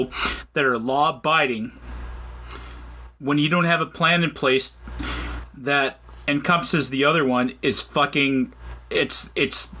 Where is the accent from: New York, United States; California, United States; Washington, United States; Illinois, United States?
Washington, United States; Mineral; my hometown where I grew up in Mineral, Washington